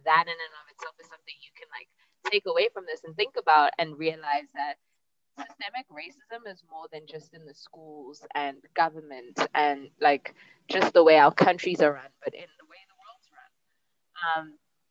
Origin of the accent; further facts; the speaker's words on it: South Africa; as a South African